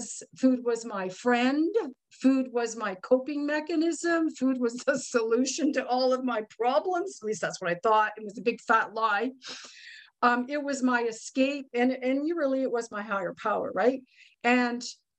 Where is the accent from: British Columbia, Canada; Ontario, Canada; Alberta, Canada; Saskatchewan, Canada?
Ontario, Canada; Ottawa; I am from Ottawa, Ontario, Canada